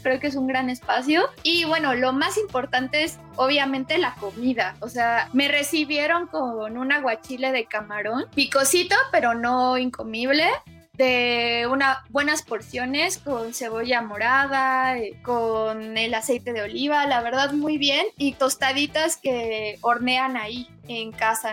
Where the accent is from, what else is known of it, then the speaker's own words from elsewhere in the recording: Mexico; inspiró a muchísimas chavitas y chavitos mexicanos que lo vimos en los 90